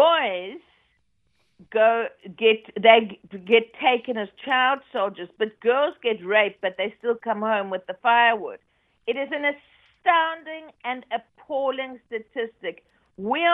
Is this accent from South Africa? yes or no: yes; South Africa; now in United Kingdom; I'm a South African